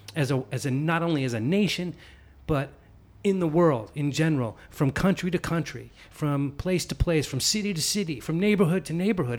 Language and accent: English; San Leandro, California, United States; also born or lived in Oakland; Grew up in San Leandro in the East Bay